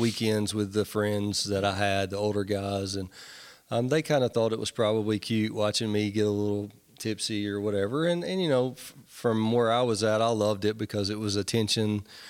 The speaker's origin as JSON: {"language": "English", "town": "Nashville", "region": "Tennessee", "country": "United States", "tie": "born or raised there", "said": "I grew up in Nashville"}